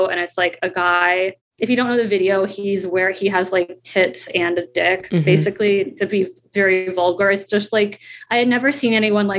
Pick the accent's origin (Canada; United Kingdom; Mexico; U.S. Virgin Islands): U.S. Virgin Islands; now in New York City, United States; growing up in the Virgin Islands